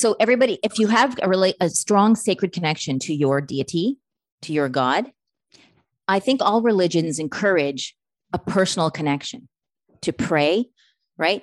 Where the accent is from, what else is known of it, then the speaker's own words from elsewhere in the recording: Canada; I'm Canadian